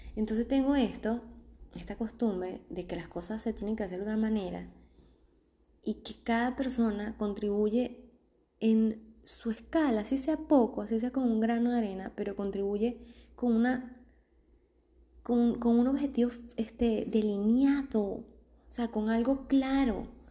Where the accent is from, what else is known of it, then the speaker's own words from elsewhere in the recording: Venezuela; also born or lived in Argentina; now in Mexico; venimos de Argentina, somos venezolanos, venimos de Argentina